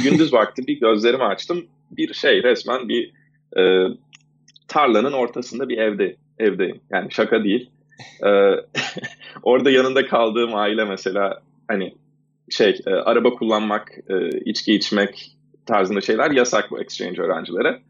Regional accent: Istanbul, Turkey; moved away as an adult; now in United States; ben İstanbul'da doğdum 83 e, senesinde

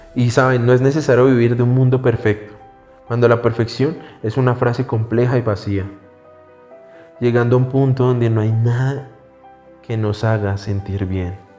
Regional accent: Colombia; somos cultura latinoamericana, somos cultura colombiana

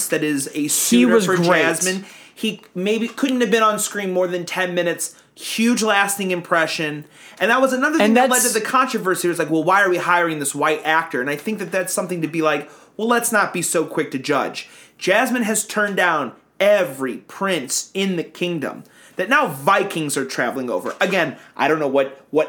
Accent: Turkey; I am from Turkey

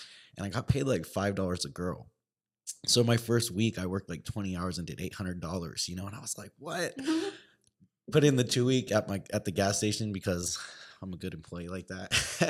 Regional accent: California, United States; And I had a buddy I grew up with back in California, and he was working in a club.

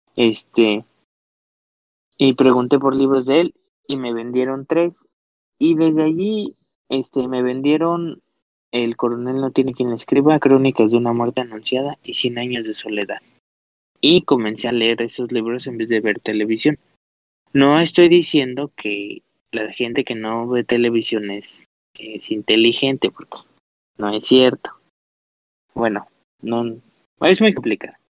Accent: Mexico City, Mexico; soy de la Ciudad de México

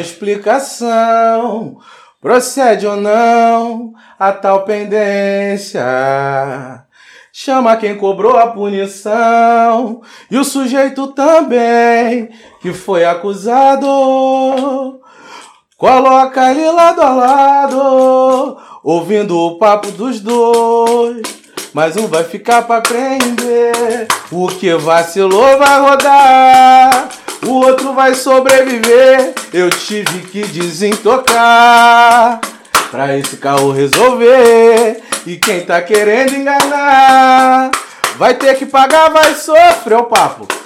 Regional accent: Rio de Janeiro, Brazil; sou cria de Lucas, cria de Parada de Lucas

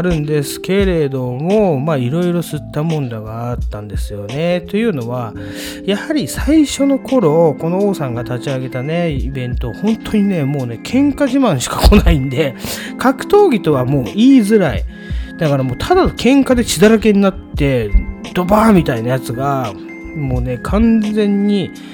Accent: Tokyo, Japan; 私たちの地元ね、まあ、東京東部のストリートニュースなんで、 東部でいう金糸近辺のお話なんですけれども

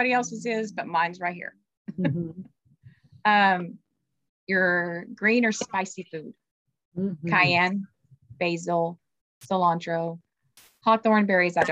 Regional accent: the South, United States; I'm from the South.

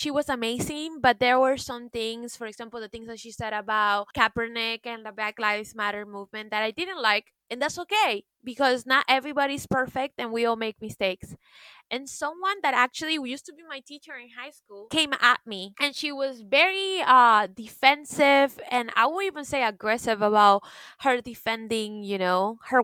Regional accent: Florida, United States; I am pretty much a product of Florida education

